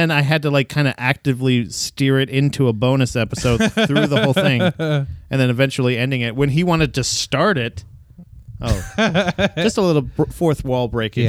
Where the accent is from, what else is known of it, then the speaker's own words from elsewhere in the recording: Florida, United States; I'm from Florida.